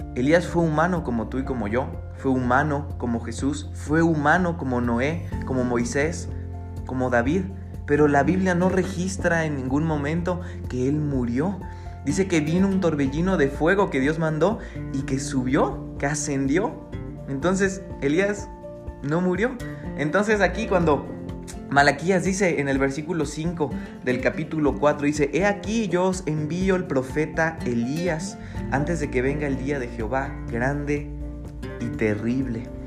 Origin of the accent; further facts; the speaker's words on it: Mexico; nuestra naturaleza, pues como mexicanos